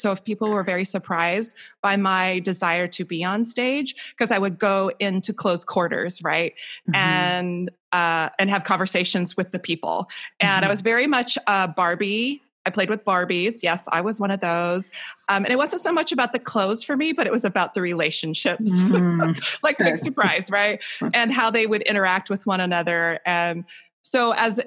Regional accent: Portland, Oregon, United States; I was born and raised in the Portland, Oregon area. So I am a native Pacific Northwest gal.

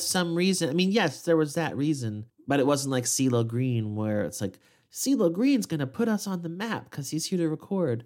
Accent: Midwest, United States; as a Midwesterner

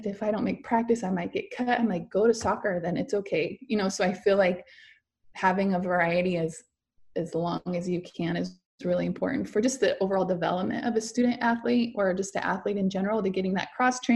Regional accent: Stayton, Oregon, United States; growing up in Staten, obviously a smaller town

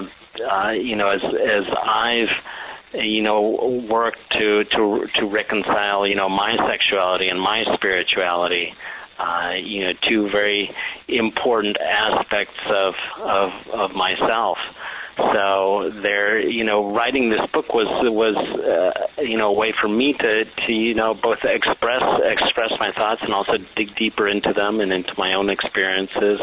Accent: Texas, United States; also born or lived in Mexico; I'm an immigrant from Mexico. My family moved to the U.S. when I was 5 years old. And in fact, we moved to Texas

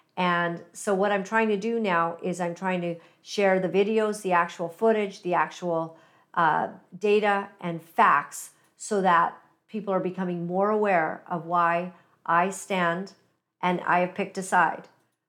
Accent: Uganda; born there; And I'm personally African-American because I was born in Uganda, East Africa.

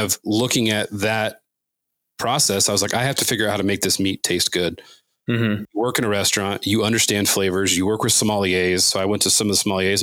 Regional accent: Southern California, United States; growing up in Southern California

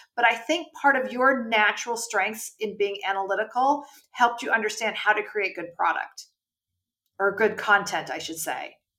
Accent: California, United States; now in New York, United States; I grew up in California

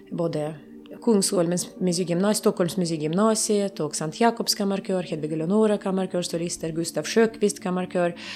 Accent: Kharkiv, Kharkiv Oblast, Ukraine; Vi sitter utanför Charkov, hem, äh, mitt hemstad, i en liten by utan vatten, utan mat, utan eh, medicin.

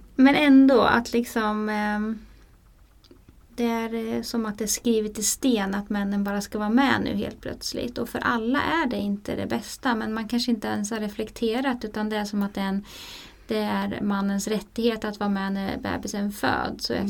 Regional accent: Sweden

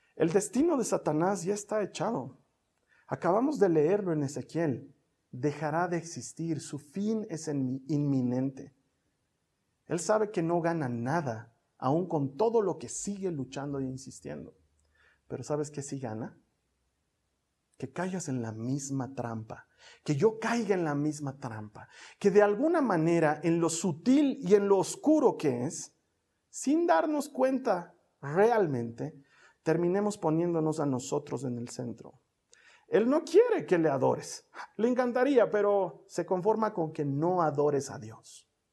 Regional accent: Bolivia; En mi país, en Bolivia

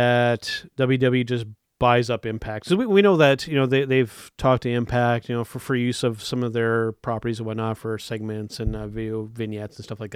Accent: Canada; also born or lived in East Coast of Canada / Ontario; as a Canadian fan

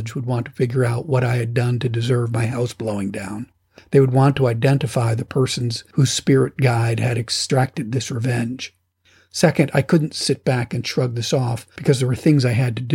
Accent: United States; moved away as an adult; also born or lived in Afghanistan / Togo / Madagascar / Tanzania; I'm an American

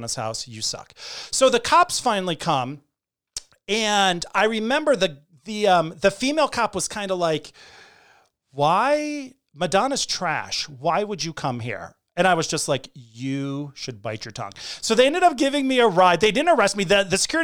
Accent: Hartford, Connecticut, United States; When I grew up in Hartford, Connecticut, a lot of the kids in my neighborhood were Portuguese

